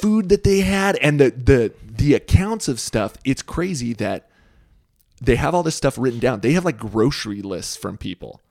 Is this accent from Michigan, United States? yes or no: no; Boise, Idaho, United States; I grew up here in Boise.